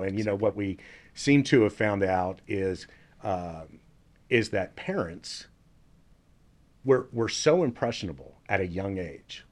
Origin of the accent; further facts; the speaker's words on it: Dallas, Texas, United States; I grew up here in Dallas for the most part, upper middle class, went to Richardson High School